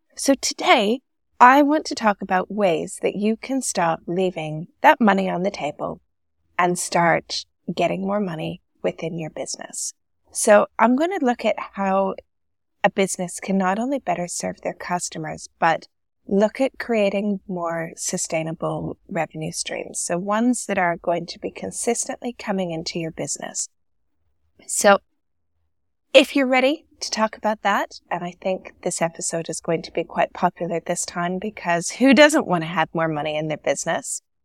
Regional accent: Canada; born or raised there; moved away as an adult; now in Dubai, United Arab Emirates

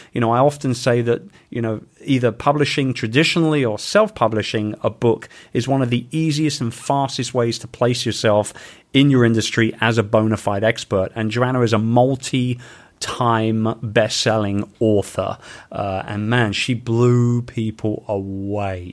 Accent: London, United Kingdom; moved away; in my home town of London in the U K

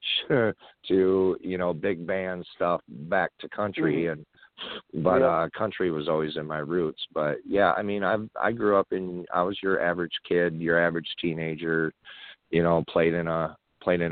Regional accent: Davison, Michigan, United States; I grew up in Davison, Michigan

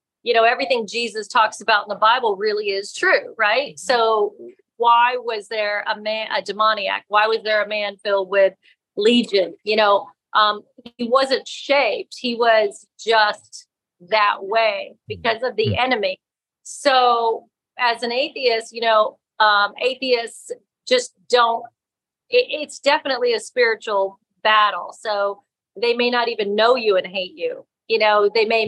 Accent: Florida, United States; also born or lived in New York; I grew up in Florida

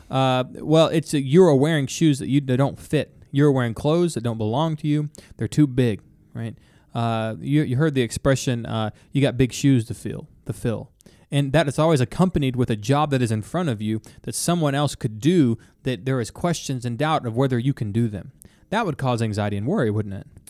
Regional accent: Texas, United States; I'm from Texas.

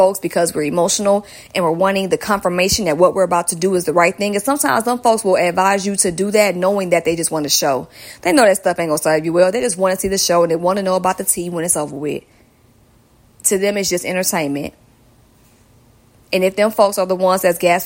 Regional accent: Georgia, United States; accent: southern; my southern accent

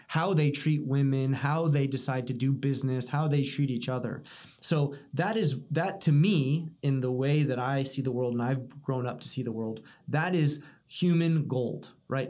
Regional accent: United States; as an American

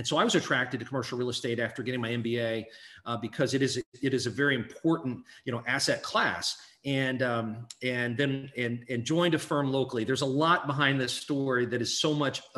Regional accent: Hannibal, Missouri, United States; I'm a kid from Hannibal, Missouri

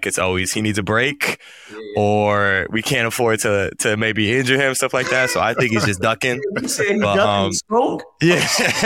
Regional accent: Illinois, United States; I'm from Illinois

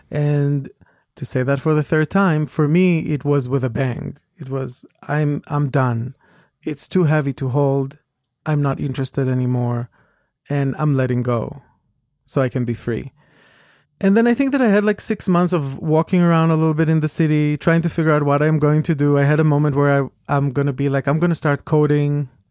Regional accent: Israel; moved away as an adult; also born or lived in New York; I came from Israel. I came from a small, rather small town compared to New York.

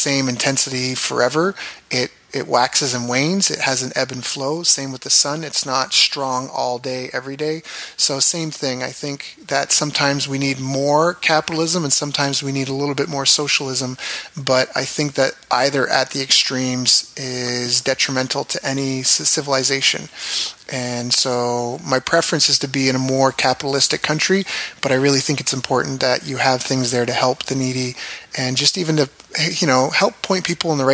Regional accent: Canada; also born or lived in Japan / California; where I grew up in Canada, it's a government town

